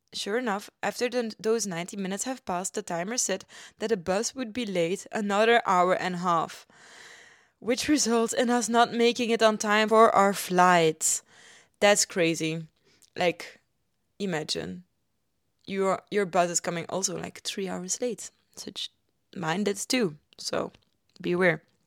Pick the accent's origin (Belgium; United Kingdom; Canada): Belgium; Ghent, Flanders; now in Germany; my hometown, Gent